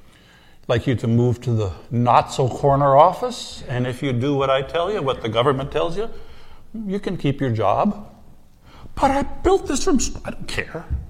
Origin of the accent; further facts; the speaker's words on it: United States; I'm American does not mean I'm a Christian